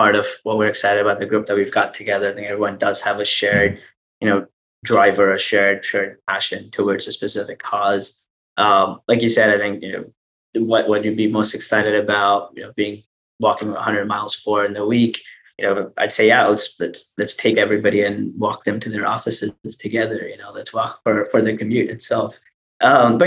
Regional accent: India; I come from India

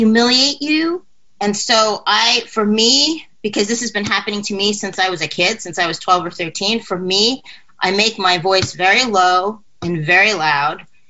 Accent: New York City, New York, United States; I grew up in New York City. I went to high school here.

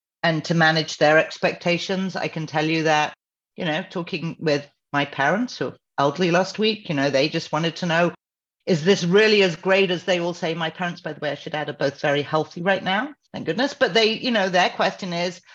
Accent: United Kingdom; now in United States

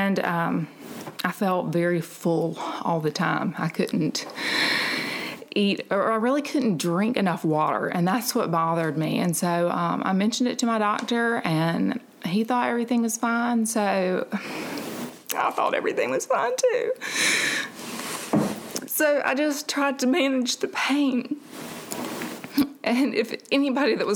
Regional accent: Montgomery, Alabama, United States; I am from Montgomery.

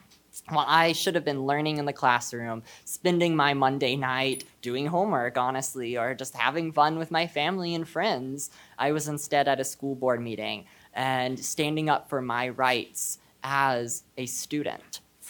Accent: Texas, United States; I am a student from Texas. I'm Jewish, and I am non-binary.

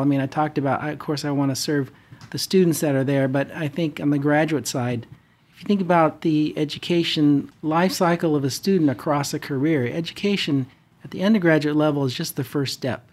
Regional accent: Fresno, California, United States; moved away as an adult; also born or lived in Bay Area / Irvine / Denver; now in Orange County, United States; born and raised in the Central Valley in Fresno

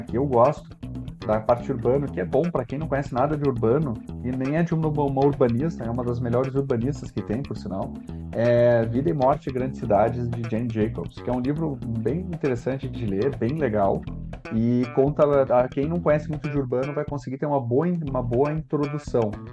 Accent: Porto Alegre, Rio Grande do Sul, Brazil; eu sou de Porto Alegre, gosto de Porto Alegre

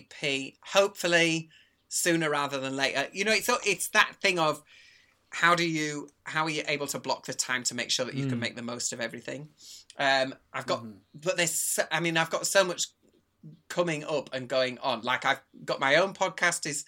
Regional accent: Brighouse, Yorkshire and the Humber, United Kingdom; I'm also from Brighouse

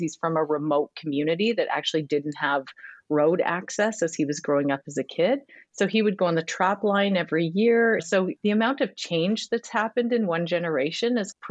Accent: La Ronge, Saskatchewan, Canada; moved away; also born or lived in Toronto / Los Angeles; I'm originally from LaRonge in northern Saskatchewan, and I'm Cree Métis

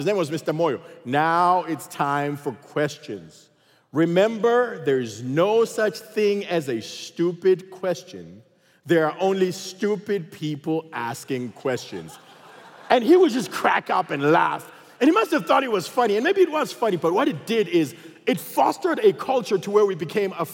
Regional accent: Zimbabwe; also born or lived in Texas; now in United States; I come from Zimbabwe, and everybody in Zimbabwe looks like me, okay? So there was no diversity there

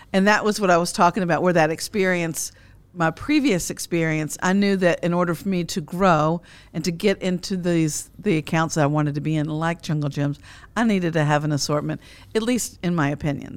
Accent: Frankfort, Kentucky, United States; growing up in Frankfort, Kentucky, the heart of bourbon country

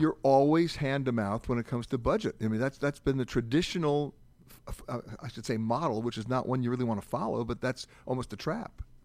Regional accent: New York, United States; I'm an East Coast guy, right? So when I grew up in New York

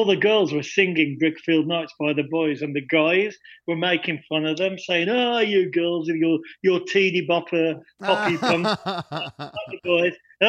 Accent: Wolverhampton, West Midlands, United Kingdom; I grew up in Wolverhampton, which is about 2 hours from London

